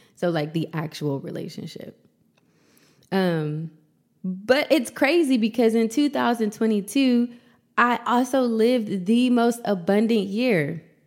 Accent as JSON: {"language": "English", "town": "Columbus", "region": "Ohio", "country": "United States", "tie": "born or raised there", "moved": "as an adult", "lives_now": "Los Angeles, United States", "said": "I moved to Los Angeles right before the pandemic from my hometown, Columbus, Ohio."}